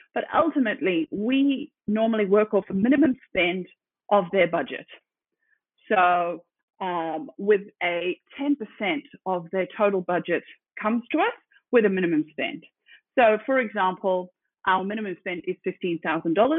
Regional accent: Zimbabwe; moved away as an adult; now in Sydney, Australia; I am originally from Zimbabwe. Uh, I grew up there um, and then came to Aussie

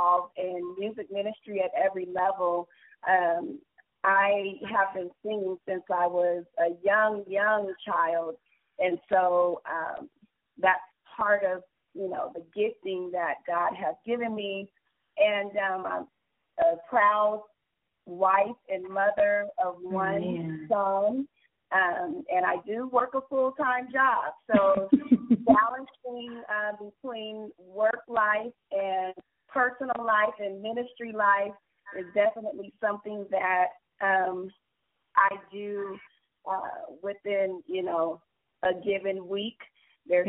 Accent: San Diego, California, United States; We're from San Diego, California, and my husband is by way of New York City.

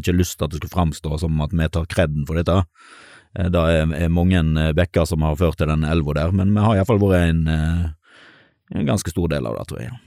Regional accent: Stord, Vestland, Norway; also born or lived in Bergen; når jeg flytta hjem til Sunnhordland, så eh, kom jeg fra Bergen.

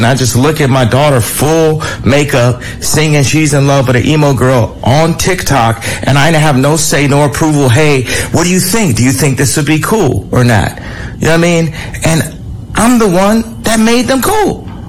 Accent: United States; I'm a dad. I have an opinion. I'm an American. I'm a Christian.

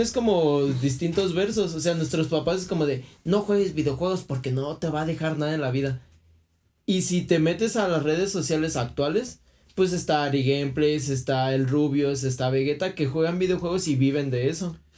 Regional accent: Michoacán, Mexico; soy de Michoacán

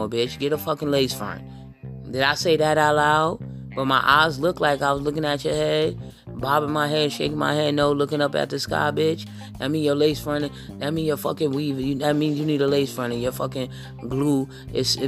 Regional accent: New York, United States; I'm from New York and my family, I got family down here in the country

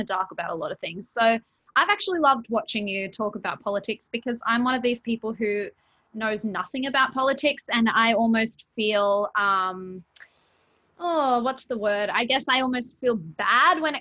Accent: Australia; I'm born and raised in Australia

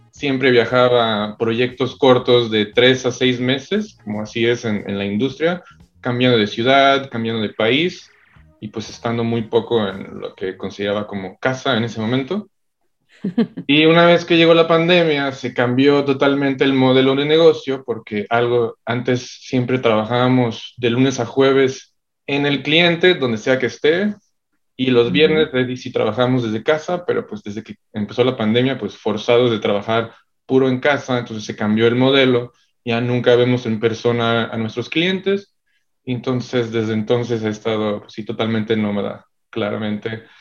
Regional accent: Switzerland; born there; Este, bueno, yo nací en Suiza, mi papá es suizo, mi mamá es mexicana y pues toda la vida he estado viajando bastante

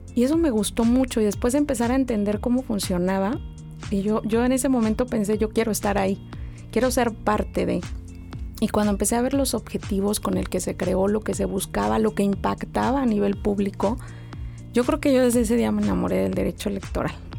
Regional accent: State of Mexico, Mexico; moved away as an adult; also born or lived in Guanajuato; now in Mexicali, Mexico; el Estado de México donde crecí

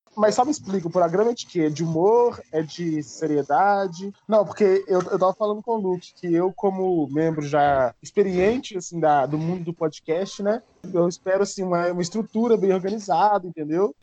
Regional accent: Brazil; como brasileiro

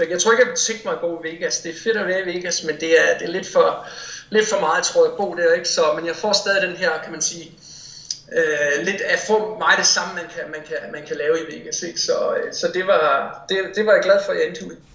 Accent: Odense, Southern Denmark, Denmark; moved away; Jeg er fra Odense, ja.

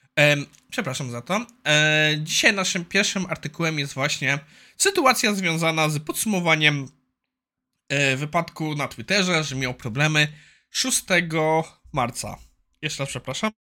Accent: Poland; also born or lived in Ireland; Ja wyjechałem z Irland do Irlandii na dwa lata i jak wróciłem do Polski

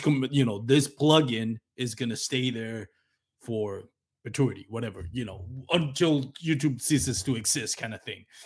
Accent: Puerto Rico; accent: Latino; English is a second language; I have a heavy, uh, Latino accent from, you know, my background as a Puerto Rican

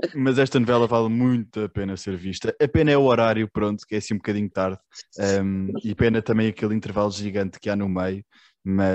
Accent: Lisbon, Portugal; Eu não nasci ali em Alcântara, mas nasci muito perto

